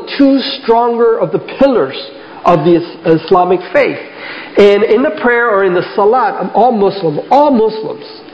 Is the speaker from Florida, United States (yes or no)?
yes; South Florida, United States; Rose and I grew up here in South Florida